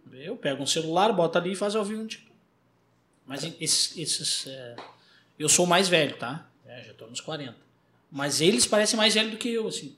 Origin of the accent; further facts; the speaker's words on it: Porto Alegre, Rio Grande do Sul, Brazil; eu sou gaúcho de Porto Alegre